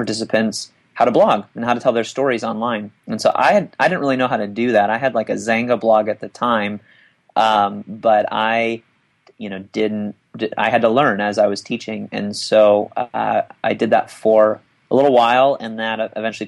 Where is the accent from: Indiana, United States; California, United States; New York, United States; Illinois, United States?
Illinois, United States; Chicago suburbs, northern; moved away as an adult; now in Nashville, United States; I am originally from the Chicago suburbs. I was born and raised in northern Illinois